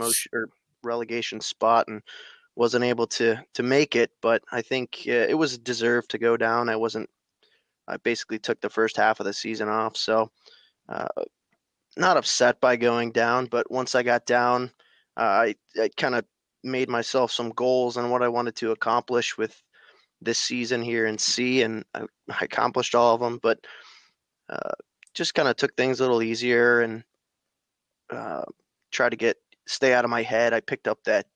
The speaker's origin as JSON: {"language": "English", "region": "Michigan", "country": "United States", "tie": "born or raised there", "said": "from Michigan, born and raised"}